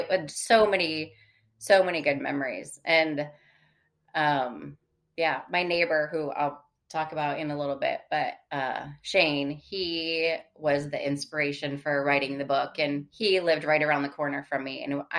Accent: Michigan, United States; Like I loved growing up in Michigan. I always say I love being from Michigan. I'm just glad I don't live there anymore.

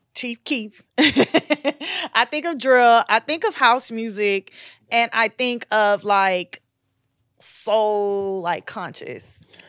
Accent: Miami, Florida, United States; accent: New York; moved away; also born or lived in Brooklyn, New York; I'm definitely a Miami girl

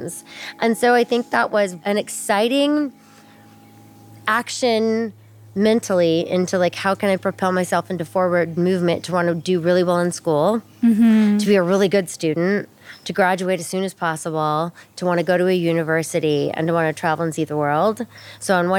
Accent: Alaska, United States; growing up in Alaska

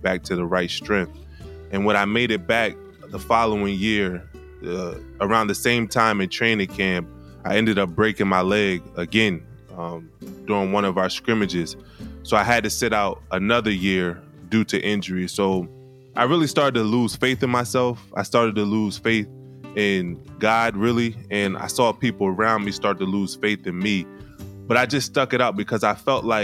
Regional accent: Wilmington, Delaware, United States; I grew up in Wilmington, Delaware, and I attended the Penn State University.

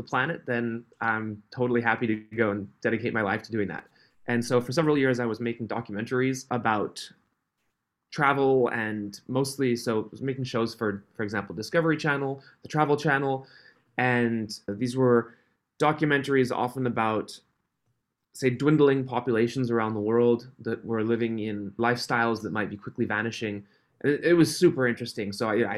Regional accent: Switzerland; I was born and grew up in Switzerland, on a halfway up a mountain in the middle of nowhere.

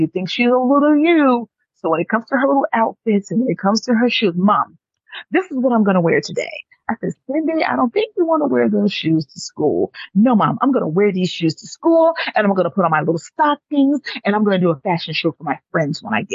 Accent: Atlanta, Georgia, United States; also born or lived in New York; my father, who we migrated from New York to Atlanta because he didn't want to raise two girls in the city

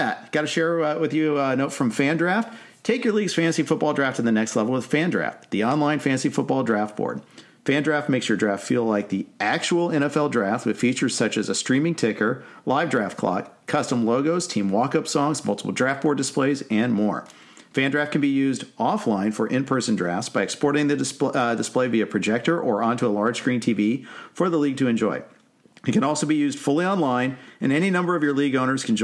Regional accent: Indianapolis, Indiana, United States; I was born in Indy before the Colts got there

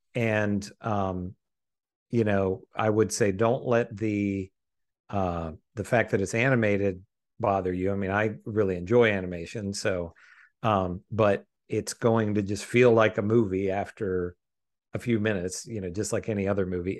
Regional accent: United States; as an American viewer

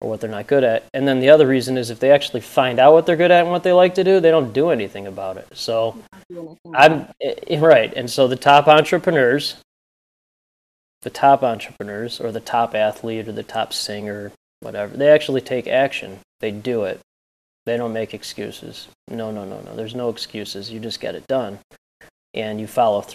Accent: Northbrook, Illinois, United States; I grew up in Northbrook and live in Glenview.

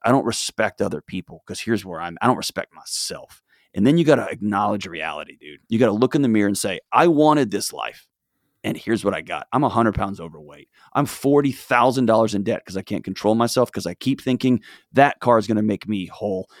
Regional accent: Texas, United States; I was born and raised in Texas

